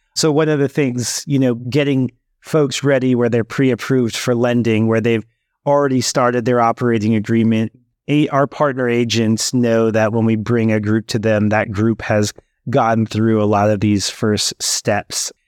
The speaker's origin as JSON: {"language": "English", "area": "Bay Area", "region": "California", "country": "United States", "tie": "born or raised there", "also_born_or_lived": "Oakland / Berkeley", "said": "I grew up in the Bay Area, um, was born in Oakland, and then we, our first home was then in Berkeley"}